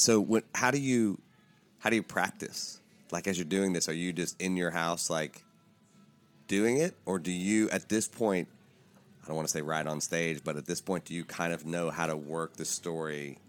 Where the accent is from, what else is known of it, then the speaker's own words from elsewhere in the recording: Appalachia, United States; moved away; I'm from Appalachia. So like I grew up around people that tell stories.